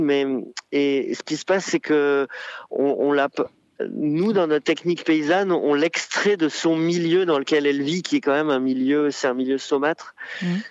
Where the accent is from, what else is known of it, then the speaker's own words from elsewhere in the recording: Arcachon Basin, Nouvelle-Aquitaine, France; also born or lived in Bordeaux; je suis originaire euh, du bassin d'Arcachon. Je suis né à Bordeaux.